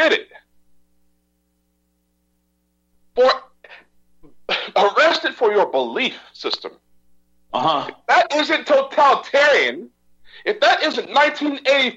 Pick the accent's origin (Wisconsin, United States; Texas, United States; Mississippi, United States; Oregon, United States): Texas, United States; I'm a Texan